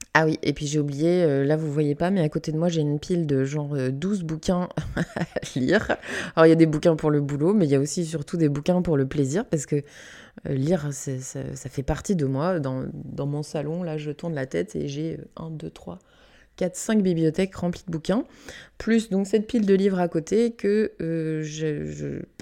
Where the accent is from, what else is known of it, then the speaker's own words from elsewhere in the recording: Canada; j'ai grandi au Canada, dans une forêt